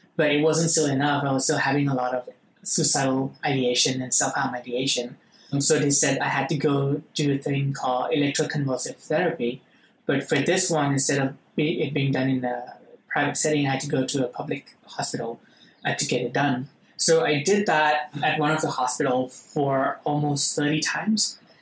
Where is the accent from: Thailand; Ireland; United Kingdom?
Thailand; I'm actually an Indian Thai